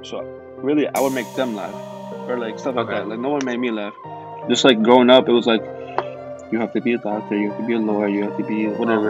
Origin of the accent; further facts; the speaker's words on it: California, United States; also born or lived in Texas; now in Chicago, United States; I'm from Chicago. Well, I moved here like 3 years ago, but I'm originally from California, and I lived in Texas as well.